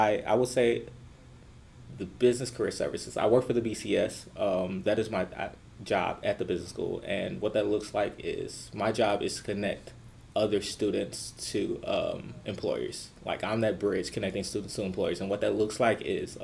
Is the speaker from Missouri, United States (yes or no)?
yes; St. Louis, Missouri, United States; I am from St. Louis, Missouri